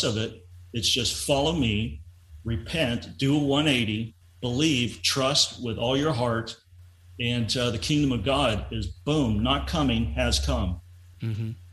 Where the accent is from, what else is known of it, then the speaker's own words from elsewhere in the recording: Lubbock, Texas, United States; moved away as an adult; also born or lived in Miami; So I was born and raised in Lubbock, Texas, and I moved to Miami in 1996